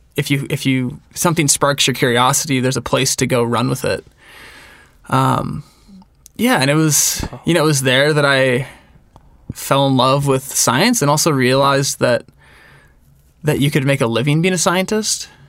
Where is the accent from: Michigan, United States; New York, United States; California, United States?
California, United States; Northern; moved away as an adult; now in Bozeman, United States; I grew up in Northern California